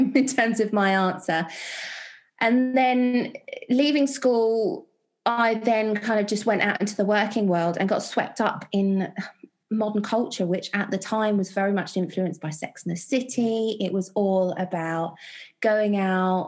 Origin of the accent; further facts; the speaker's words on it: London, United Kingdom; I was born and raised in West London with a family of non-believers